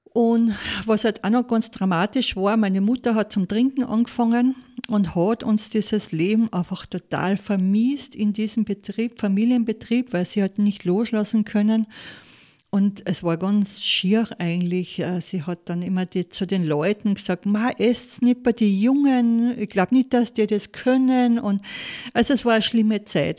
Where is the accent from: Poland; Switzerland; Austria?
Austria; Saalfelden, Salzburg; also born or lived in Munich / Kitzbühel; ich komme aus Saalfelden, Zell am See